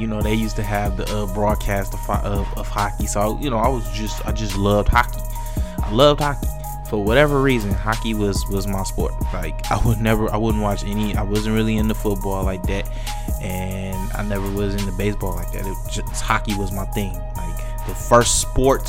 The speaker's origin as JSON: {"language": "English", "area": "Detroit", "region": "Michigan", "country": "United States", "tie": "born or raised there", "said": "my hometown team"}